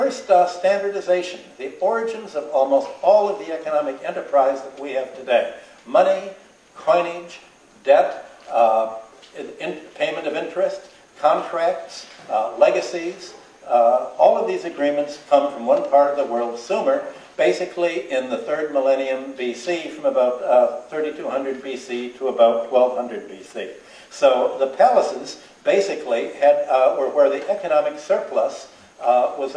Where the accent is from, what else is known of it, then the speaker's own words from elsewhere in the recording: Ireland; as we Irish